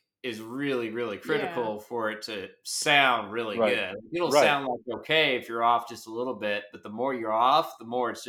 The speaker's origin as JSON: {"language": "English", "town": "Asheville", "region": "North Carolina", "country": "United States", "tie": "born or raised there", "said": "I grew up in Asheville"}